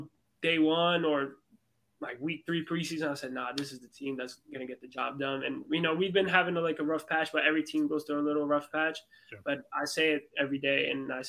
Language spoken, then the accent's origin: English; New York, United States; Me and my twin were born in New York, but my family is from Brazil